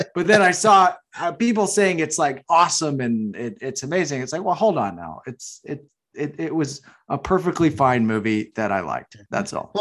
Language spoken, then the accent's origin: English; Massachusetts, United States; I'm from Massachusetts